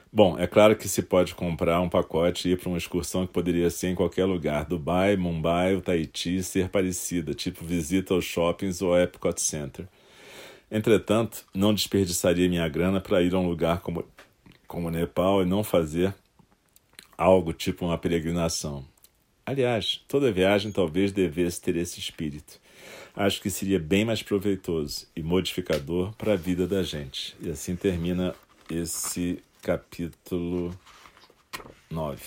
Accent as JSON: {"language": "Portuguese", "country": "Brazil", "also_born_or_lived": "Rio de Janeiro, Brazil", "said": "preciso de um tempo para voltar para a minha terra e negociar uma forma de voltar a viver lá"}